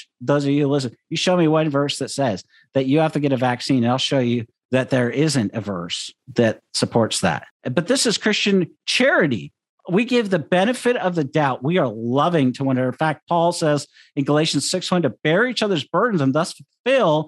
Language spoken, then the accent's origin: English; Seattle, Washington, United States; growing up in Seattle for the majority of my life